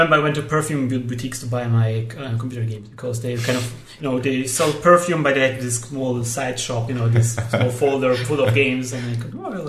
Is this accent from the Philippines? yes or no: no; Poland; English is a second language; now in Germany; I mean, I grew up in Poland